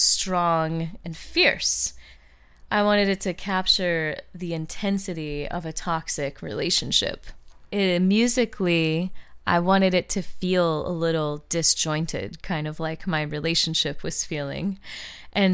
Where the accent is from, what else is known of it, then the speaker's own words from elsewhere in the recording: St. Louis, Missouri, United States; moved away as an adult; now in Los Angeles, United States; moving from my hometown of St. Louis, Missouri, where I lived my whole life